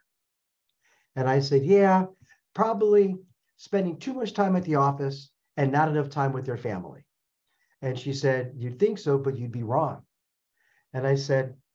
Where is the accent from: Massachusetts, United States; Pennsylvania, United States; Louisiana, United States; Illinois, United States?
Illinois, United States; Chicago; moved away as an adult; also born or lived in St. Louis, Missouri; now in Arizona, United States; Born and raised in Chicago, went to school in St. Louis, couldn't stand the cold weather anymore. So now I reside in Arizona